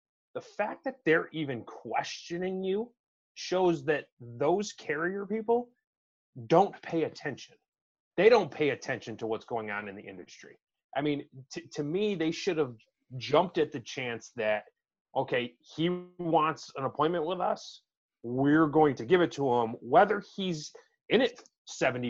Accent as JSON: {"language": "English", "region": "New York", "country": "United States", "said": "being another New Yorker"}